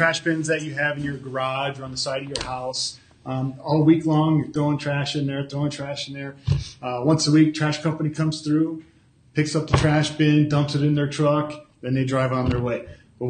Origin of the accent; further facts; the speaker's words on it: Jamestown, New York, United States; I'm originally from Jamestown.